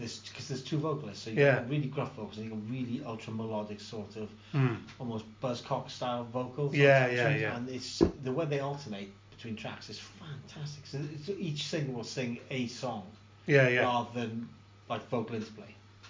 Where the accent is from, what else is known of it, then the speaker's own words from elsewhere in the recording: San Francisco, California, United States; San Francisco.